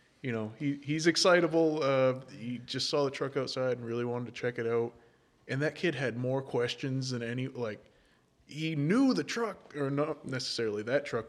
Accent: Windham, United States; I grew up in Windham

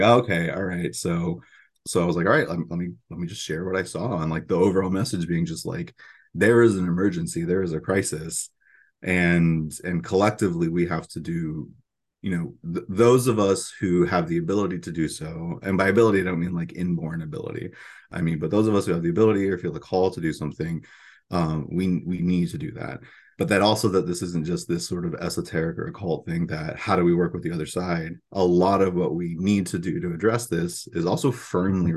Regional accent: central Florida, United States; moved away as an adult; also born or lived in Miami, Florida / Orlando, Florida; And my parents moved to, uh, to more central Florida, moved into the swamps. And so my middle school, high school, and when I would come home during college experiences was very firmly in the swamp.

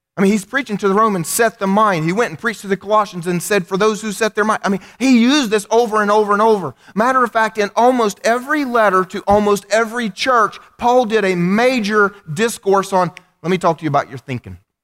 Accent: United States; I'm an American

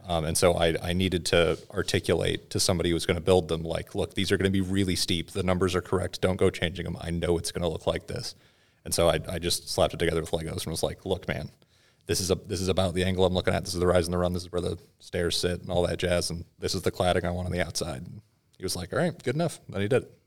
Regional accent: Washington, United States; moved away; originally, I'm from Washington State

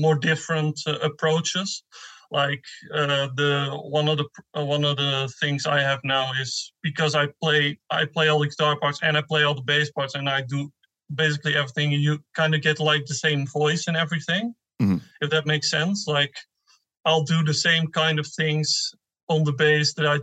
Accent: Netherlands; I'm from the Netherlands

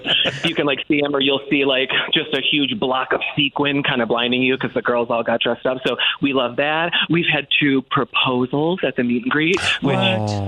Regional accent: Detroit, Michigan, United States; I'm from Detroit.

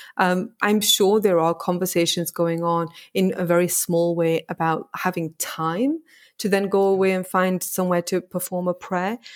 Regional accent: the north of England, United Kingdom; moved away as an adult; also born or lived in United States; I come from a very small working class town in the north of England.

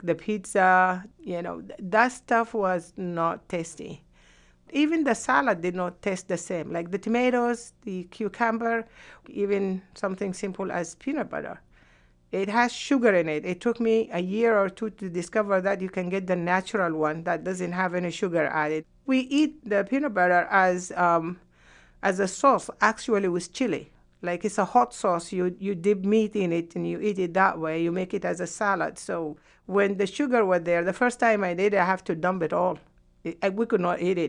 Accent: Sudan; moved away as an adult; also born or lived in Yemen; now in United States

